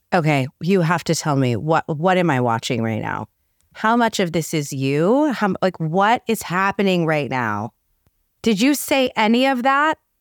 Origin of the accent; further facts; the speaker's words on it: New York City, New York, United States; now in Beverly Hills, United States; I was this little girl growing up in the Bronx who somehow wound up living in Beverly Hills